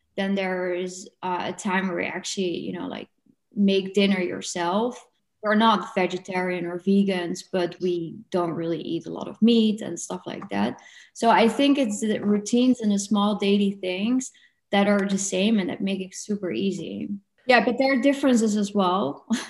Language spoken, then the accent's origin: English; Netherlands; now in Portugal; I'm from the Netherlands.